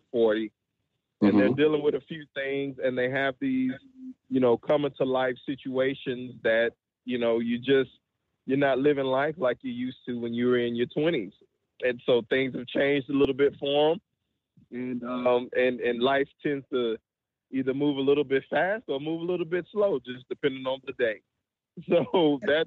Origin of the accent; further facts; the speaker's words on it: Louisiana, United States; I grew up in the South in Louisiana